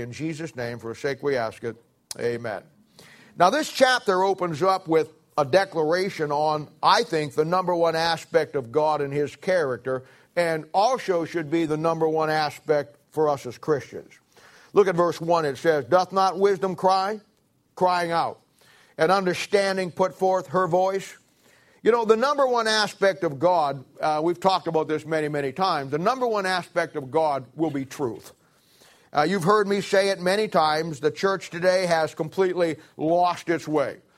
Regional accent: Canton, Ohio, United States; moved away; I come from Canton, Ohio. I moved out here in nineteen seventy-six

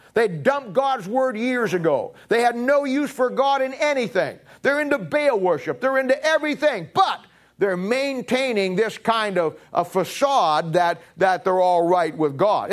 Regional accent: United States; also born or lived in Raytown; I'm an American. I live in America. I was born in America

